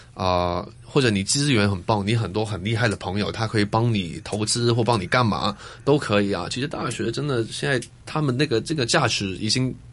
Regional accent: Hong Kong; moved away as an adult; 我小时候，我是在香港出生的，嗯。而，然后我爸爸是英国人嘛，呃，我长大的那个地方呢，是一个小村子

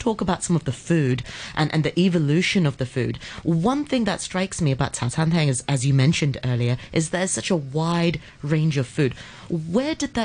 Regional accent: Hong Kong; growing up in Hong Kong

